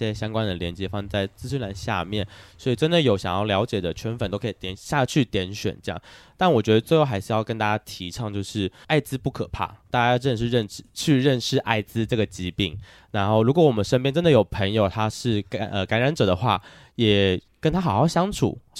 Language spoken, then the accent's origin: Chinese; Taiwan; 身为台湾人，我应该谴责你吗？